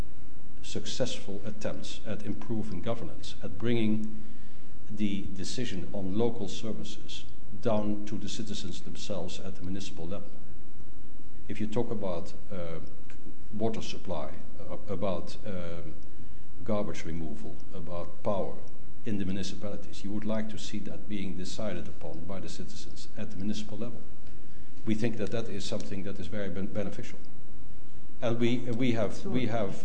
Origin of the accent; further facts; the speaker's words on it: Netherlands; I'm from the Netherlands